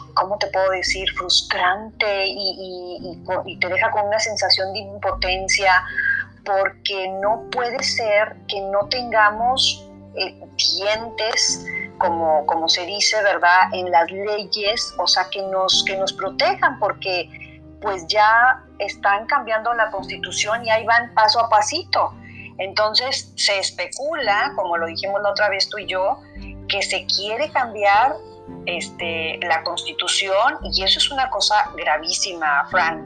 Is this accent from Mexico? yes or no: yes; Mexico; nosotros los mexicanos